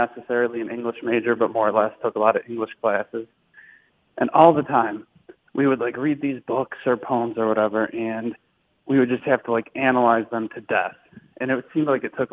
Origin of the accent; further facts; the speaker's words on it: Mayfield, Ohio, United States; I'm from just outside of Cleveland, Ohio, Mayfield, Ohio